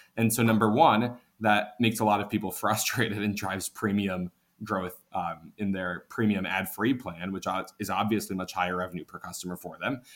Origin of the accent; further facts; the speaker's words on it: Washington, District of Columbia, United States; moved away as an adult; also born or lived in New York; actually grew up in the DC area